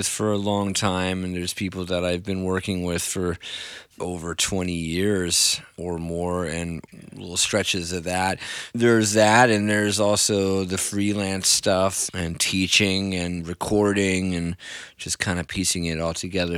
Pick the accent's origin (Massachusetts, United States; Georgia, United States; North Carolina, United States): North Carolina, United States; Southern Pines; moved away as an adult; also born or lived in New York City; now in New York, United States; Then I moved down to Southern Pines, North Carolina when I was 8 years old